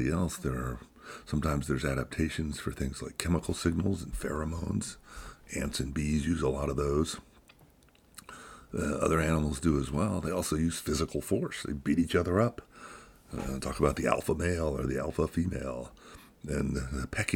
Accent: United States; Here in America, speaking as an American

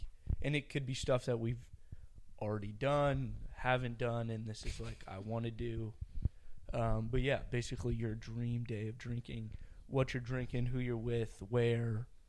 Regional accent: the South, United States; I'm from the South.

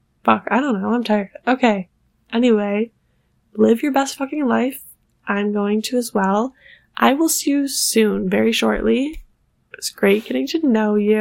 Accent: Buffalo, New York, United States; now in New York City, United States; I'm originally from Buffalo, New York, which is why my mother was shoveling snow, because we get a lot of snow there

